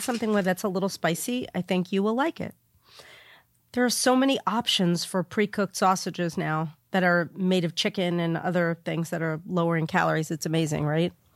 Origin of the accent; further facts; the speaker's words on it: New York, United States; moved away; I am from New York